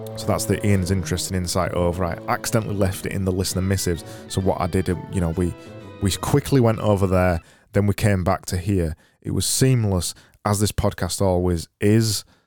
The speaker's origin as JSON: {"language": "English", "country": "United Kingdom", "said": "I'm British"}